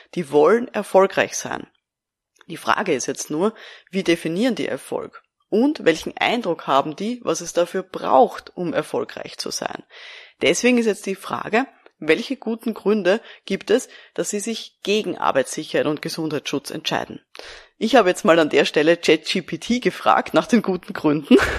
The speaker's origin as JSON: {"language": "German", "country": "Austria", "said": "Bei uns in Österreich"}